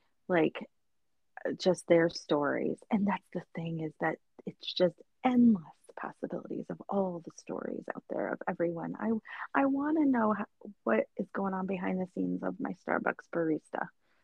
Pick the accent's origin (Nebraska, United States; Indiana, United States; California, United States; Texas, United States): Indiana, United States; accent: Indiana Midwest; moved away; my Indiana Midwest is going to come out even more, because people will comment on it here because they think I say like mom, and they're always like, oh, I thought you were from somewhere else because you speak so nasally.